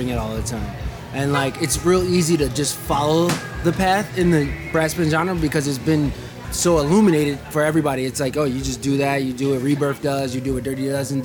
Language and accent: English; Chicago, Illinois, United States; we're from Chicago